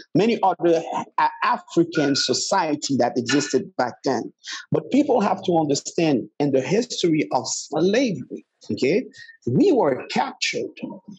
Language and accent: English; Haiti